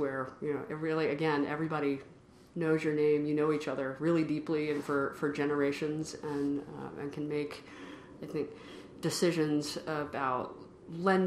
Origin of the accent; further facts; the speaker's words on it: Columbia, Tennessee, United States; moved away as an adult; also born or lived in Washington, D.C. / Cambridge, Massachusetts; now in Massachusetts, United States; I'm from Columbia, Tennessee, which is a not all that small town. It's about an hour south of Nashville, right smack in the middle of Tennessee. It's where my mother's family has been for a number of generations. Grew up on a farm